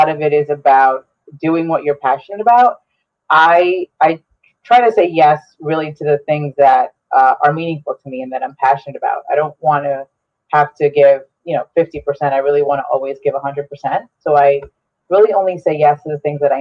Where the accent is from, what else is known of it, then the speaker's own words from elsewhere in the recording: Bergen County, New Jersey, United States; first language Spanish; English is a second language; moved away as an adult; also born or lived in Essex County, New Jersey; now in Bloomfield, United States; I'm from Bergen County originally, but have resided in Essex County for the last 7 years now